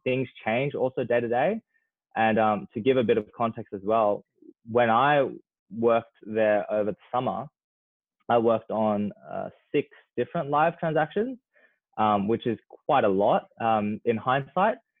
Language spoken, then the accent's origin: English; Australia; as Australian young people